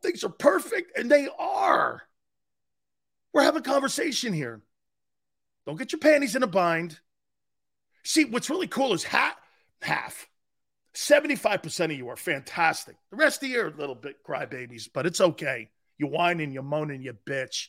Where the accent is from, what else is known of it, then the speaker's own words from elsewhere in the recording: United States; I'm an American